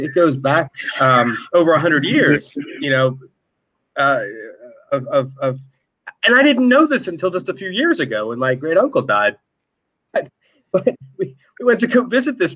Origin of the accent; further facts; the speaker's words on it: Marlton, New Jersey, United States; also born or lived in Mount Laurel, New Jersey; I grew up in Marlton, New Jersey, which is the township next door to here